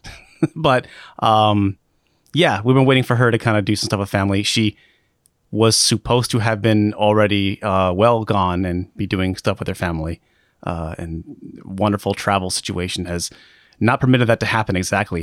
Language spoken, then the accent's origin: English; Alaska, United States; moved away as an adult; now in Seattle, United States; I was born and raised in Alaska